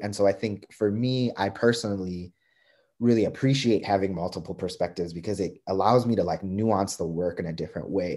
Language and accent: English; East Coast, United States; moved away as an adult; I'm not a Midwesterner. I'm like an East Coaster through and through.